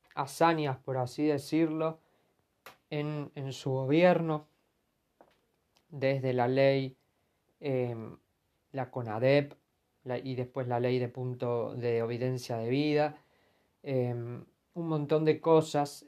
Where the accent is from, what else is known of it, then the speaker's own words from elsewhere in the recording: Argentina; soy argentina